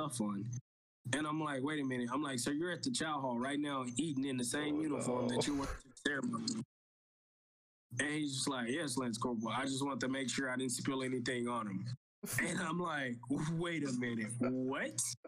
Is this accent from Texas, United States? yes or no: yes; East Texas, United States; moved away as an adult; also born or lived in California; born and raised East Texas, coming to California, you know, for the first time.